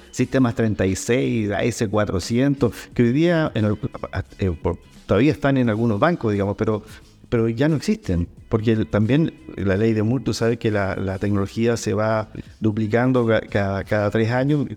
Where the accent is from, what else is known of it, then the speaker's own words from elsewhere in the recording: Calbuco, Los Lagos, Chile; also born or lived in Puerto Montt; Soy de Calbuco, criado en Calbuco, aunque nací en Puerto Montt